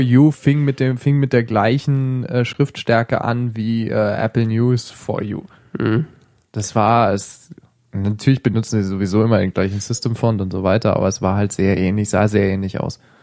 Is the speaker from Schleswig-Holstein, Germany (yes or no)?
no; Hesse, Germany; ich bin in Hessen aufgewachsen